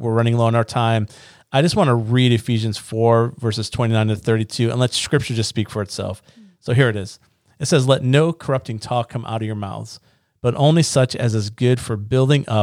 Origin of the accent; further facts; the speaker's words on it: Niagara Falls, New York, United States; moved away; I'm from Niagara Falls